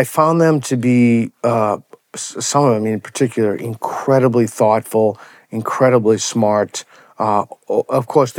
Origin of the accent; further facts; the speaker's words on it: United States; as an American in particular